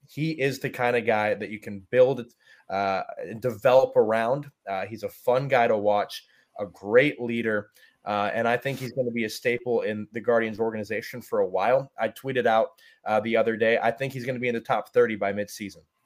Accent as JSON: {"language": "English", "town": "Brunswick", "region": "Ohio", "country": "United States", "tie": "born or raised there", "moved": "as an adult", "lives_now": "Lynchburg, United States", "said": "I grew up in Brunswick, Ohio, so about thirty minutes south of Cleveland"}